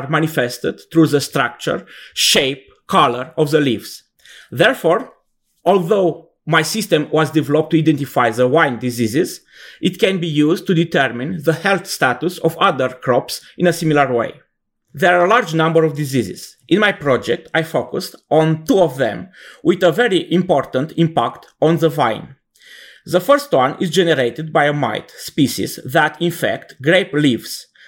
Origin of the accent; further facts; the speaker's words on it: Romania; I'm from Romania, and I am professor at the Gheorghe Sachi Technical University of Iași